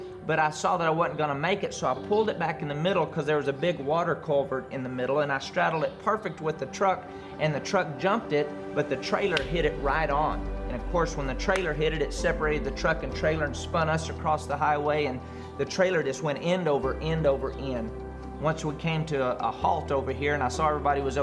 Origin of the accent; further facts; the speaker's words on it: Andrews, Texas, United States; I grew up in Andrews, Texas, in a great family